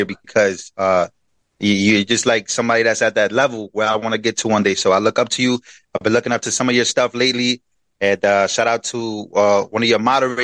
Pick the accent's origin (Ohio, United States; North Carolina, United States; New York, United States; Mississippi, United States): New York, United States; New York City; also born or lived in Queens, New York / Puerto Rico; I was born in Queens, New York, then brought to Puerto Rico till I was 7 years old, and then I came to the Bronx